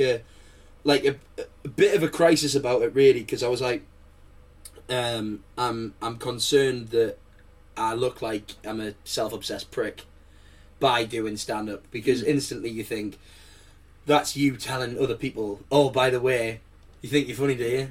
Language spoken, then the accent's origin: English; Manchester, North West England, United Kingdom; now in France; I was originally born in Manchester